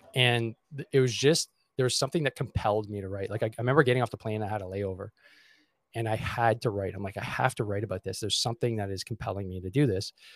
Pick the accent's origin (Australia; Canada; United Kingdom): Canada; Montreal, Quebec; I grew up in uh, Montreal. I still am in Montreal